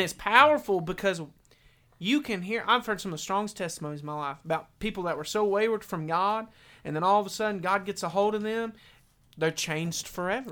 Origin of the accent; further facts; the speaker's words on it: Maryville, Tennessee, United States; I grew up in Maryville, you know. We went to a little backwoods church